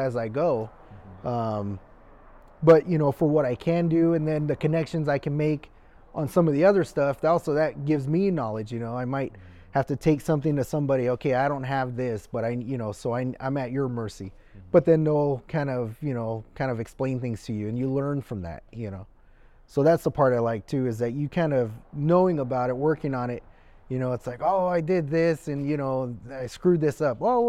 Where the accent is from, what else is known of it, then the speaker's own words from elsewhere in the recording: Littlerock, California, United States; also born or lived in Mission Hills, California; we mostly grew up in the Antelope Valley in Little Rock